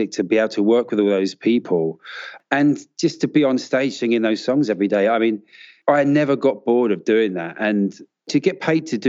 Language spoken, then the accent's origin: English; London, United Kingdom; I grew up in Southeast London, just on the edge of the city.